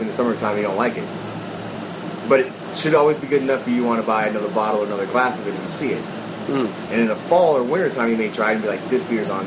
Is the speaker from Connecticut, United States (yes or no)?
no; North Carolina, United States; I grew up in North Carolina, where I was running bootlegs of Stretch and Bobbito